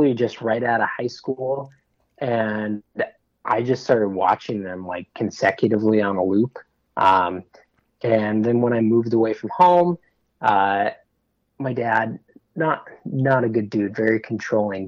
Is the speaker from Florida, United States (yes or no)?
no; Redding, California, United States; moved away as an adult; now in Portland, United States; I'm originally from Redding, California